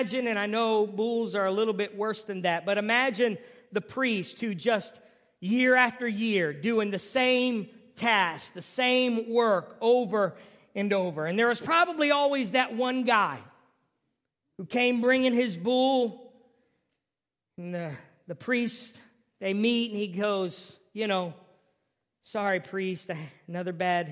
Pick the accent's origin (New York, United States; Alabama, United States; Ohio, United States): Ohio, United States; also born or lived in San Diego, California; I was from Ohio